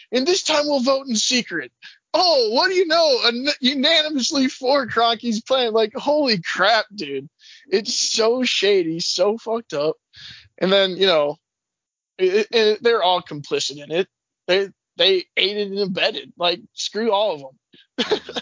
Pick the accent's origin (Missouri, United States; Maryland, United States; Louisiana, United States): Missouri, United States; St. Louis; born and raised in St. Louis